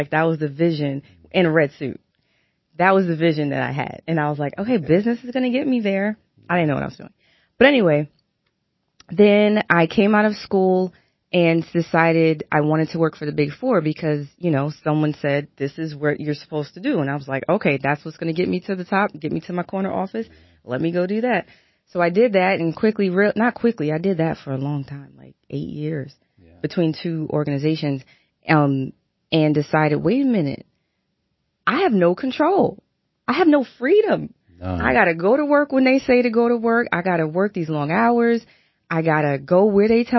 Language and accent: English; New York City, New York, United States; moved away as an adult; also born or lived in Brooklyn / Maryland; raised in Queens, and stayed there for, you know, until I went off to college